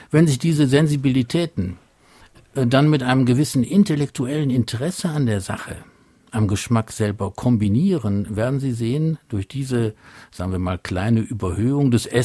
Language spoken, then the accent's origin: German; Mönchengladbach, North Rhine-Westphalia, Germany; In Großstädten teilweise, so Mönchengladbach, wo ich herkomme, ist es sehr, sehr schwierig, außerhalb der professionellen Einkaufsmöglichkeiten einen einfachen, ordentliches Stück Fisch zu bekommen.